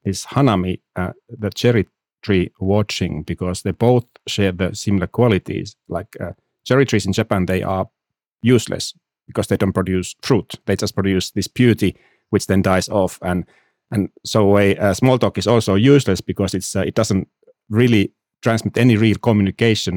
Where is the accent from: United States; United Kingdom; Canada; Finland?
Finland; moved away as an adult; now in Munich, Germany; I have been living, I'm from Finland. I've been living here a little bit over 3 years.